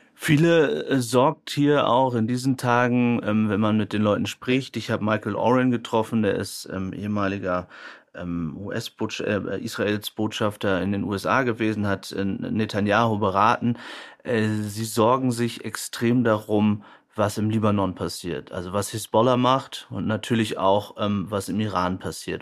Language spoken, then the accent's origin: German; Germany; wir als Deutsche